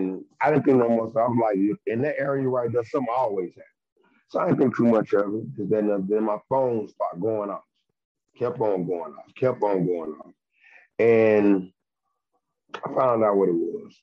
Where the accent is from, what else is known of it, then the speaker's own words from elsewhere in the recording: Texas, United States; I'm from Texas.